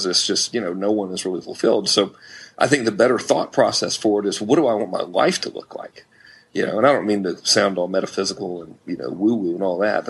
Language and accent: English; Florida Keys, United States; also born or lived in Georgia; now in California, United States; I grew up in the Florida Keys on the ocean